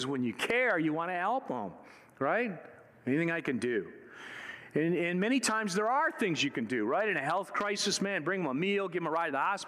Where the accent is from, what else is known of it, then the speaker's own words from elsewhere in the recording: Michigan, United States; moved away; I was born and raised in Michigan